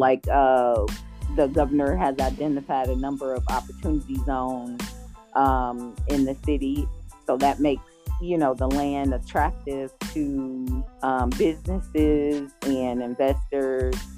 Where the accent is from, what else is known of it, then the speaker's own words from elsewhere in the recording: Gary, Indiana, United States; I'm originally from Gary, Indiana. I still live in Northwest Indiana